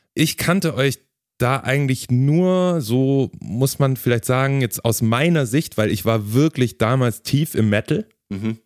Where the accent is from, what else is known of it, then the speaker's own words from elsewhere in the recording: Ulm, Baden-Württemberg, Germany; ich komme aus Ulm, ist auch in der Region